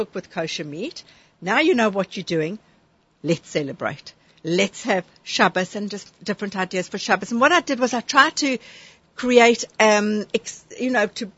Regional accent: South Africa; moved away; I'm from South Africa

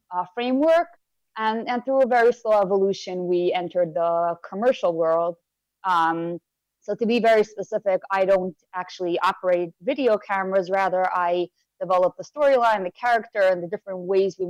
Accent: Monsey, New York, United States; I was born and raised in Muncie, New York, still live here

